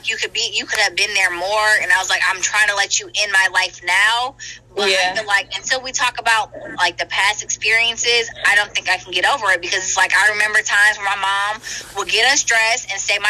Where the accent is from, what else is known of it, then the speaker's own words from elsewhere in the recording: Michigan, United States; now in North Carolina, United States; she moved us to North Carolina. I'm from Michigan, so she moved us all the way down here. We had no family here